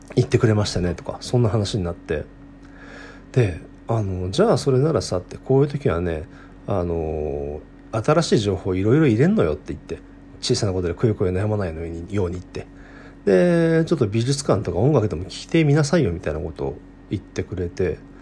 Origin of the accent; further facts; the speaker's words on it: Saitama, Japan; moved away as an adult; also born or lived in Kanazawa, Japan; 僕はあの地元は埼玉の大宮